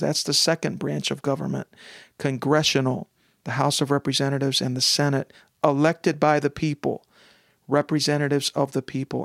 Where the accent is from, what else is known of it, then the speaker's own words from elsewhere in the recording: United States; as an American